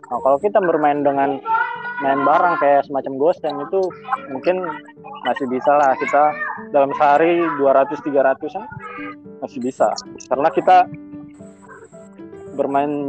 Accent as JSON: {"language": "Indonesian", "town": "Palembang", "region": "South Sumatra", "country": "Indonesia", "lives_now": "Jakarta, Indonesia", "said": "Iya, gue dari Palembang. Palembang."}